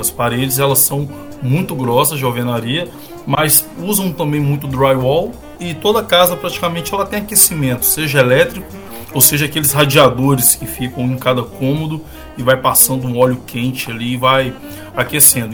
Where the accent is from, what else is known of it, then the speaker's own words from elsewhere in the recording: Governador Valadares, Minas Gerais, Brazil; now in Estonia; Eu sou de Governador Valadares